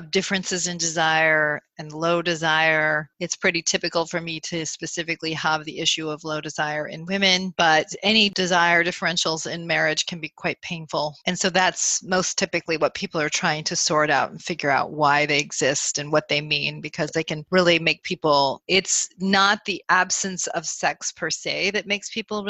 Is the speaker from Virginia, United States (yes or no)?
no; Burlington, Vermont, United States; moved away as an adult; also born or lived in New England; now in Chicago, United States; I grew up in Burlington, Vermont